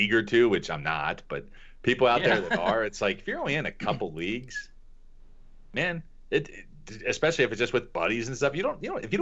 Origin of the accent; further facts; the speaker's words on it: Kentucky, United States; I grew up in Kentucky. We start betting ponies when we're like 8 years old